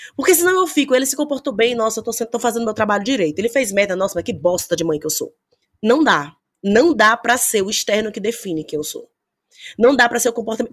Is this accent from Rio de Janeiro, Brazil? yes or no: no; Bahia, Brazil; Eu sou baiana